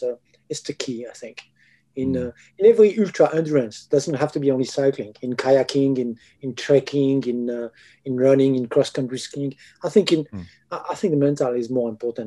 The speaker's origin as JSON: {"language": "English", "region": "Pyrenees", "country": "France", "said": "I'm from the Pyrenees"}